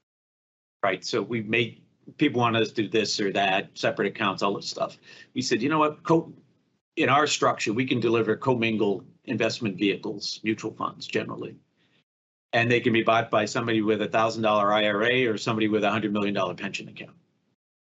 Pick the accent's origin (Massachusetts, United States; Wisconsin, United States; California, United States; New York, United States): Massachusetts, United States; Boston; I grew up in Boston